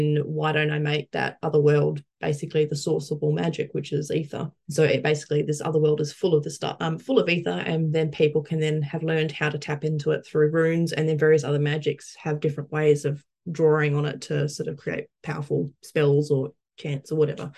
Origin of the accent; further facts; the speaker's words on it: Perth, Western Australia, Australia; moved away; growing up in Perth